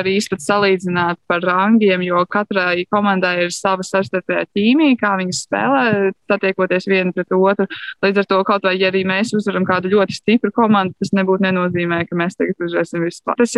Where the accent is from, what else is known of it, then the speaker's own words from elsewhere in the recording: Latvia; Uh, nu, mēs tomēr esam latvieši, mēs esam pieraduši pie attiecīgiem Latvijas laikapstākļiem